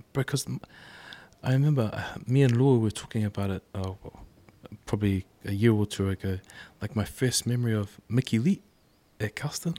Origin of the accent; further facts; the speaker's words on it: Auckland, New Zealand; I grew up in Avondale, and then, um, and then I went to Carlston